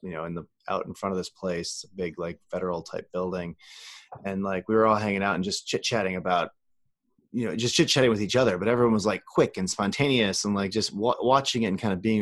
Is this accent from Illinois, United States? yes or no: yes; Chicago, Illinois, United States; I grew up in the house next to the overlord of improv, Bill Murray. He grew up in the house next to me in Illinois